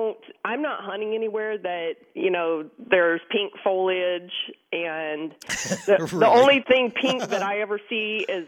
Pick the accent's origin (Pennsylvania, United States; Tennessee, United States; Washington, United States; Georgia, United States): Georgia, United States; Savannah; I grew up in the Savannah area.